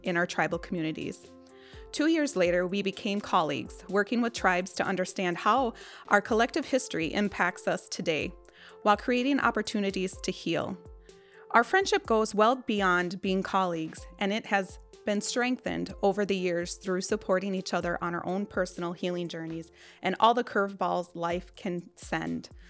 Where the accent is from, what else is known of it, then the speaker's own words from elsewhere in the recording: Pine County, Minnesota, United States; I'm still very much connected to my hometown, which is in Pine County.